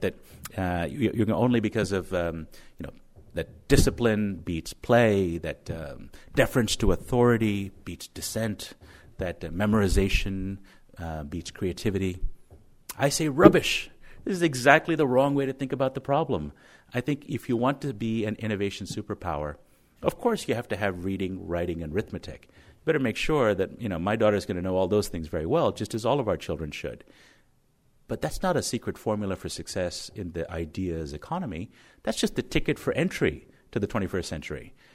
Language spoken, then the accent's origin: English; Connecticut, United States; my home state of Connecticut